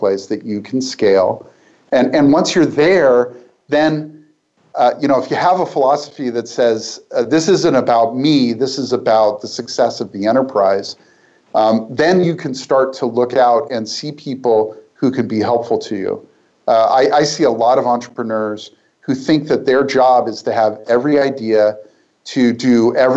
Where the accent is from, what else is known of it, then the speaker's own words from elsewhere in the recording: Portland, United States; my hometown in Portland